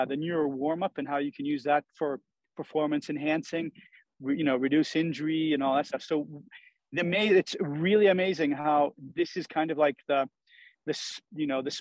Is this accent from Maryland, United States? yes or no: no; Maine, United States; also born or lived in Sweden / Italy; now in Truckee, United States; I'm originally from Maine and have spent the last 34 years in Europe, 18 in Sweden, 16 in Italy.